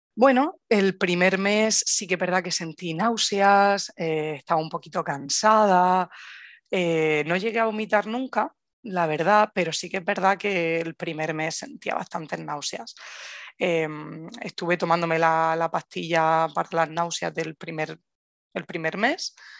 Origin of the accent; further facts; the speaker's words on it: Murcia, Region of Murcia, Spain; moved away as an adult; now in Granada, Spain; soy de Murcia, pero vivo en Granada ya pues casi ocho años